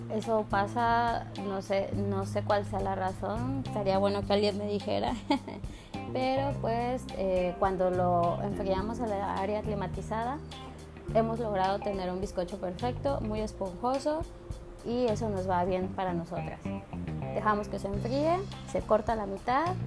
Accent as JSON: {"language": "Spanish", "region": "Chiapas", "country": "Mexico", "said": "nosotros somos personas que venimos de Chiapas, venimos de un lugar donde está pues está cerca del mar"}